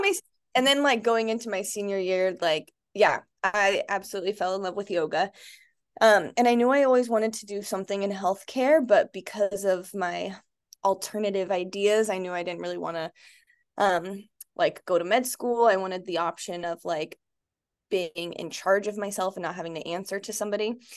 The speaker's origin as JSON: {"language": "English", "town": "Litchfield Park", "region": "Arizona", "country": "United States", "tie": "born or raised there", "said": "I grew up in Arizona. I grew up actually in Litchfield, which is where I live now with my son and husband."}